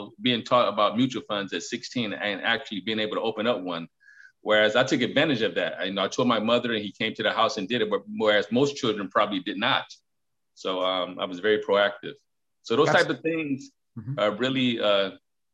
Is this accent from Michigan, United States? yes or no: yes; Detroit, Michigan, United States; I was once the youth growing up in Detroit